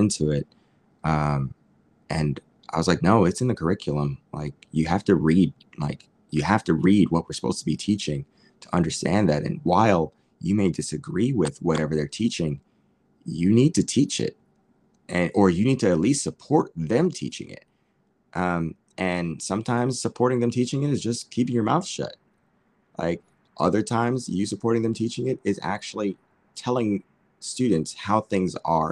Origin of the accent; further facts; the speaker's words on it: United States; moved away as an adult; now in Tokyo, Japan; I'm Black and I'm from America